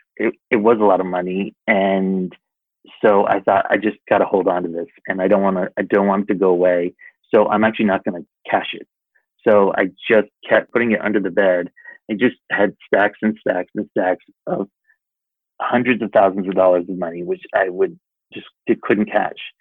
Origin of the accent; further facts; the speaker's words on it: East Lyme, Connecticut, United States; moved away as an adult; now in Los Angeles, United States; I was so lucky to grow up in the town that I did